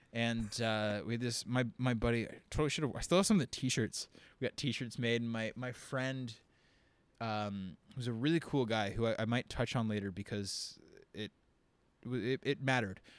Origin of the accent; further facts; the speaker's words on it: Windsor, Ontario, Canada; I'm from Windsor, Ontario